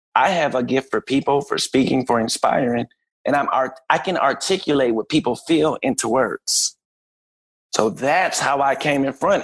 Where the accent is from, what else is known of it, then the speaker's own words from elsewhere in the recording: Minneapolis, Minnesota, United States; moved away as an adult; also born or lived in Ohio; I was born and raised in Minneapolis